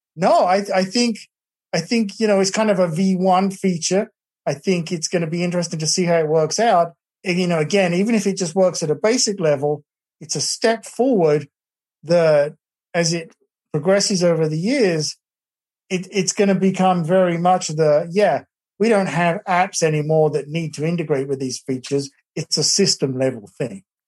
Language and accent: English; England, United Kingdom; now in Texas, United States; my family back in England